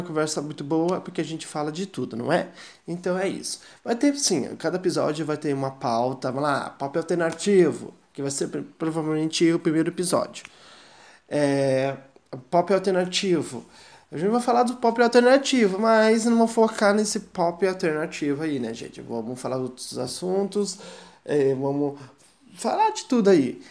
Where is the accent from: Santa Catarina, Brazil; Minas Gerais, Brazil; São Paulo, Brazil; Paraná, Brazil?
Paraná, Brazil; Curitiba; sou de Curitiba